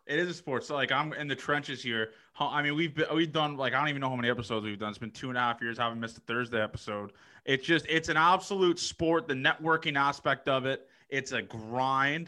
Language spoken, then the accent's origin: English; Toronto, Ontario, Canada; I'm from Toronto